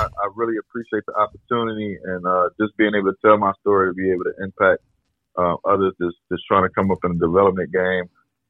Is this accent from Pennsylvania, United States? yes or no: yes; Philadelphia, Pennsylvania, United States; also born or lived in Chicago; now in Atlanta, United States; born and raised in Philadelphia. I spent the first part of my life there, and then I actually moved. My mother ended up moving to Chicago.